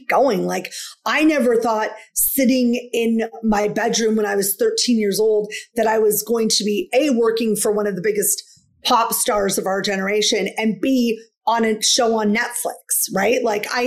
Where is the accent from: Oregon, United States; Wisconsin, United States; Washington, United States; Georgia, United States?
Washington, United States; I'm from Washington State